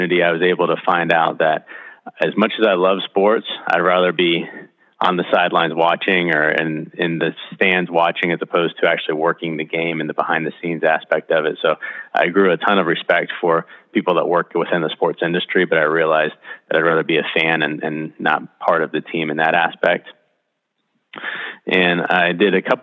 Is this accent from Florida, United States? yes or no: yes; Titusville, Florida, United States; I'm from Titusville originally here in Central Florida